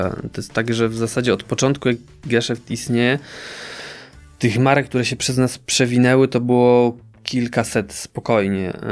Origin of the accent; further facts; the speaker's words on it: Czechowice-Dziedzice, Silesian Voivodeship, Poland; Moje rodzinne miasto.